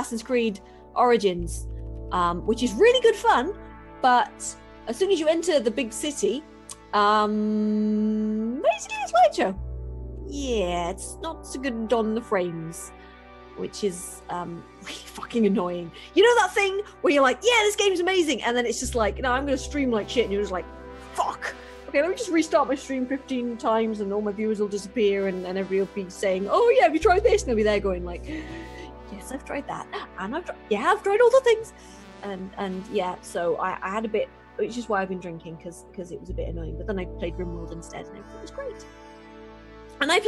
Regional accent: England, United Kingdom; I am English, and my accent, madam, is the most clear accent in the entire world

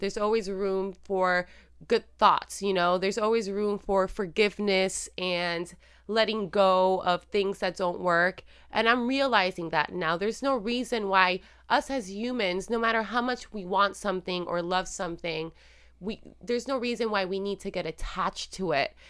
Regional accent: Puerto Rico; moved away as an adult; also born or lived in Illinois; now in United States; I am Puerto Rican, born and raised in Puerto Rico

